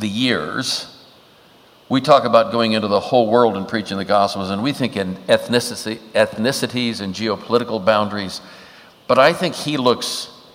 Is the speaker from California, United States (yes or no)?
yes; Alameda, California, United States; I was born in Alameda, California on St. Patrick's Day, 1942